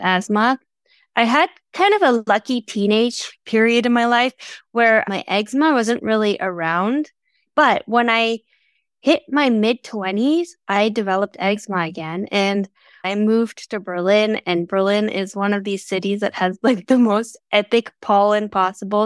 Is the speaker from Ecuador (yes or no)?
no; Canada; I'm from Canada, and my dad loves to throw on fires